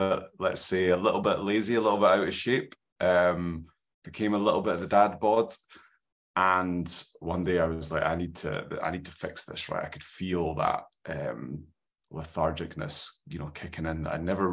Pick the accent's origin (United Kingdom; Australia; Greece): United Kingdom; Scotland; Got that valley Scottish skin